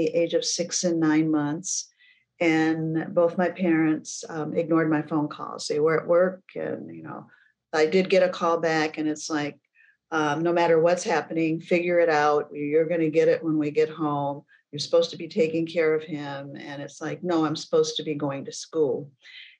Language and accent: English; Flint, Michigan, United States; I was born and raised in Flint, Michigan